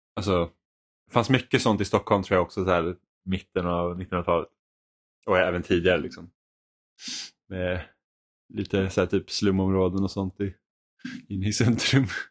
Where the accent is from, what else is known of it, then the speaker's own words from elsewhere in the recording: Finland; jag är finlandssvensk